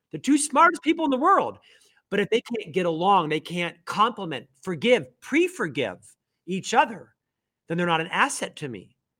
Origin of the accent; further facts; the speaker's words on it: Orlando, Florida, United States; moved away as an adult; also born or lived in Provo, Utah; now in Salt Lake City, United States; I'm actually from Orlando, Florida, originally born and raised in Central Florida, lived there for my first twenty-six years